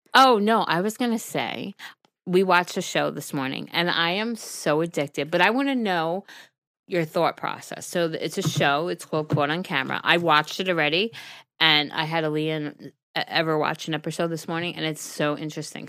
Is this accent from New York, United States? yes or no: yes; Brentwood, New York, United States; I grew up in Brentwood